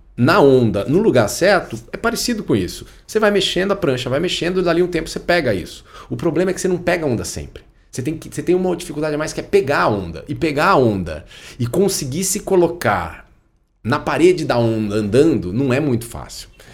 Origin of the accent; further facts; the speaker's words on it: Brasília, Federal District, Brazil; also born or lived in England; quando eu era criança, eu morava em Brasília